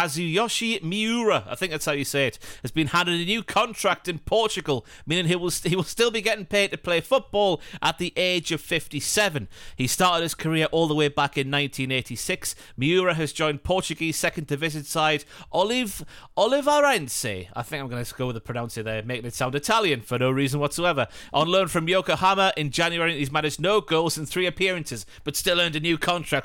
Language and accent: English; the north of England, United Kingdom; I'm up from up north